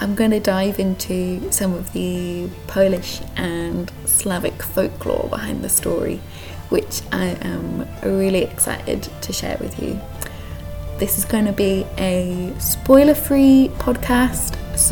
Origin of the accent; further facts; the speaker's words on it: United Kingdom; now in Krakow, Poland; as a British person